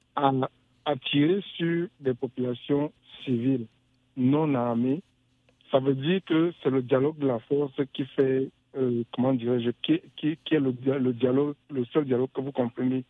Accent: Cameroon; moved away; also born or lived in France; je suis né au Cameroun, vous comprenez un peu, et que j'ai vécu en France

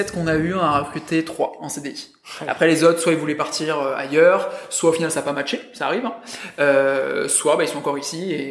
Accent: France; Parce qu'on est deux sur le marché français. Et que du coup, bah ouais, on est français

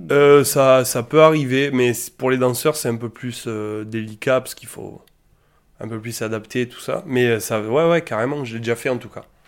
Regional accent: Alès, Occitania, France; on, on vient tous d'Alès

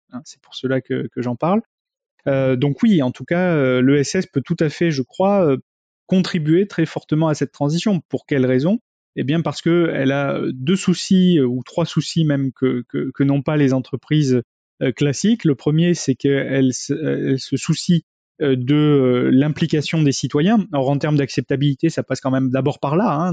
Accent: Bordeaux, Nouvelle-Aquitaine, France; je suis de Bordeaux

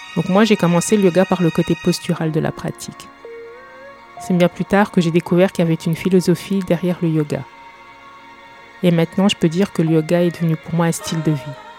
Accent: eastern France, France; also born or lived in England; je suis française, je suis née et j'ai grandi dans l'est de la France

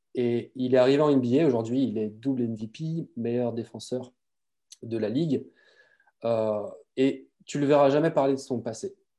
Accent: Brittany, France; je suis breton

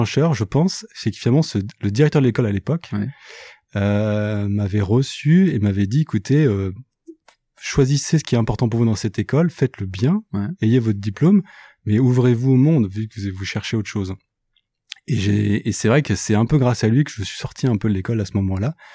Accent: Brittany, France; moved away as an adult; moi je suis breton.

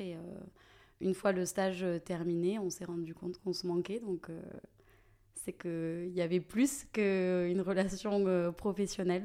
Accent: Toulouse, Occitania, France; toulousaine, Déjà, euh, de base, euh, j'ai jamais euh, quitté la ville rose. j'ai toute ma famille ici, j'ai vraiment mes racines

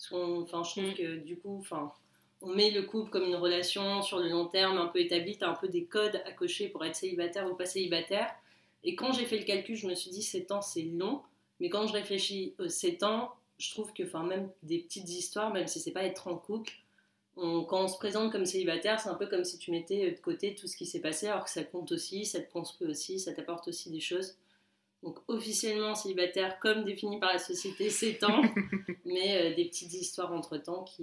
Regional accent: Toulon, Provence-Alpes-Côte d'Azur, France; moved away as an adult; now in Paris, France; j'ai 28 ans. Euh, je vis actuellement à Paris depuis à peu près, euh, je pense, 5 ans maintenant. Je suis originaire de Toulon.

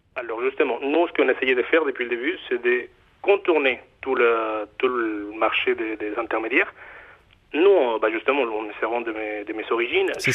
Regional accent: Mexico; accent: Mexican; French is a second language; now in Nantes, France; mon accent, euh, moi je suis mexicain d'origine.

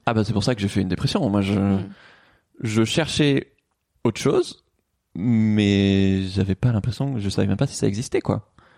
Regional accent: Toulouse, Occitania, France; moved away as an adult; now in Paris, France; j'ai grandi à Toulouse

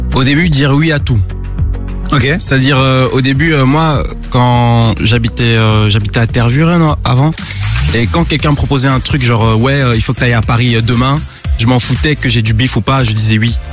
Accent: Cameroon; je suis né au Cameroun et je parle le B

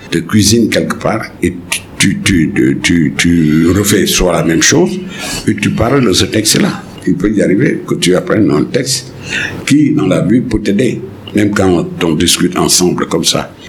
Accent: Senegal; mon pays en tant que Sénégalais

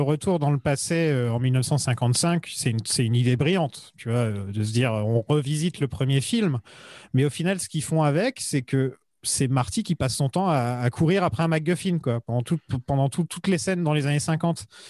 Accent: France

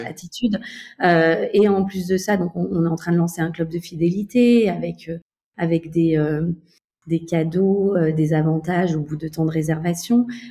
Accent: Beaujolais, Auvergne-Rhône-Alpes, France; moved away as an adult; also born or lived in Mexico / Barcelona / Paris; même si je suis française, j'ai grandi dans le Beaujolais.

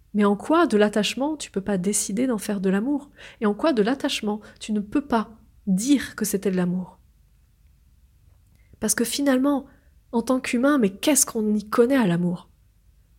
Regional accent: France; je suis née en France.

